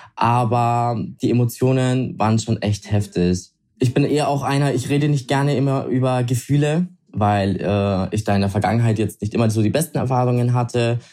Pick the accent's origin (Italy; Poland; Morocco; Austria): Italy; ich bin Italiener